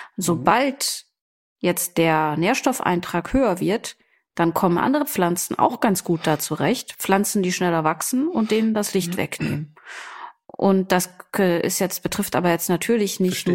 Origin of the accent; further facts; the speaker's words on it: Germany; bei uns in Deutschland